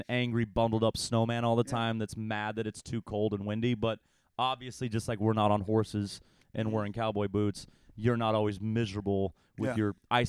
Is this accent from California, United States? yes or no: no; Houston, Texas, United States; I'm from Houston. I'm from the warm. I'm from the summer. Like, it's summer in the winter here.